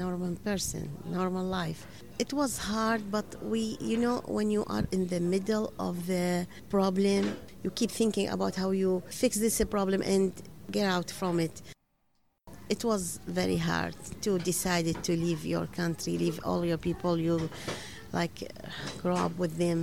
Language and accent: English; Iraq; English is a second language; moved away as an adult; now in Buffalo, United States; I'm from Iraq. I have been here 5 years in U.S.